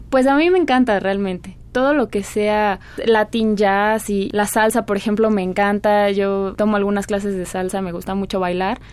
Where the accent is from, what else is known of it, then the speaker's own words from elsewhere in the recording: Mexico; Somos mexicanas